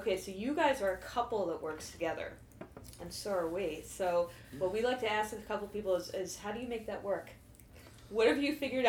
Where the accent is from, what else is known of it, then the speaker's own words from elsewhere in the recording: Chesterfield, Missouri, United States; I'm from Chesterfield.